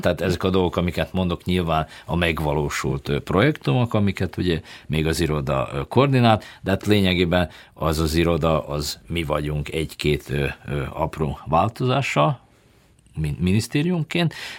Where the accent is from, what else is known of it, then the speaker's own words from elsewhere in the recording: Subotica, Vojvodina, Serbia; Most én Szabadkáról jövök